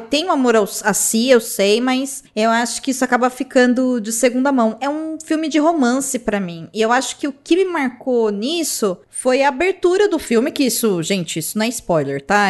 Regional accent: Brazil; sendo brasileiro

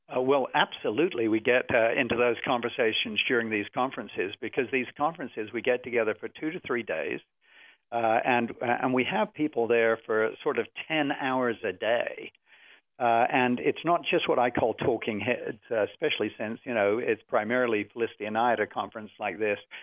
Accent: England, United Kingdom; now in United States; as an Englishman

